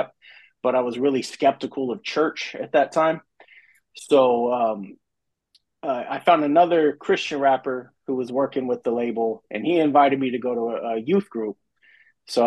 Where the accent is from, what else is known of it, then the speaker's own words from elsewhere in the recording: Colorado, United States; also born or lived in Denver / Grand Junction; I'm originally from Colorado. I born in Colorado Springs, and then high school in the Denver area. Kind of bounced back and forth between the two cities for a big portion of my life